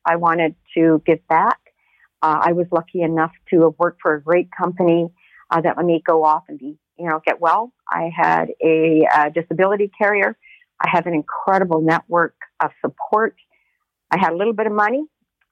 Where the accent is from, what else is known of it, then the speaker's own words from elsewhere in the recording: Canada; as a Canadian